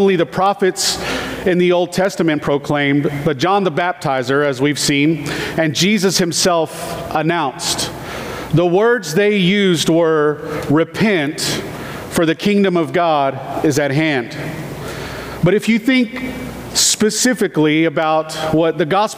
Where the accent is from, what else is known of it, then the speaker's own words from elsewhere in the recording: United States; I love being American